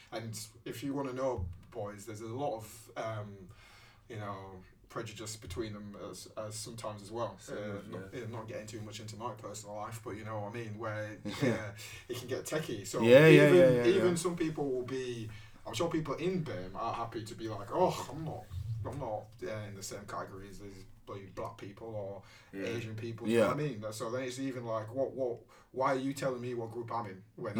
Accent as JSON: {"language": "English", "country": "Nigeria", "said": "And I used to be like, oh, from Nigeria."}